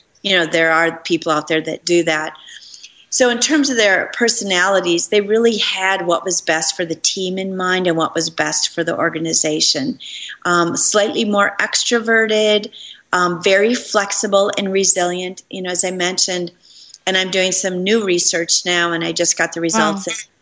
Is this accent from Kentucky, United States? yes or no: no; Minneapolis, Minnesota, United States; moved away; I came to my hometown in Minneapolis